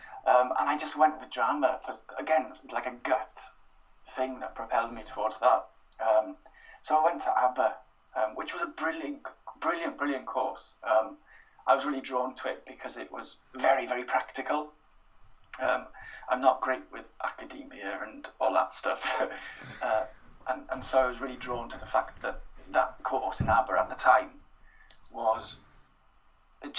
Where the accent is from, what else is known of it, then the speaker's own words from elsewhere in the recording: Wales, United Kingdom; first language Welsh; English is a second language; My home language was Welsh, my school language was Welsh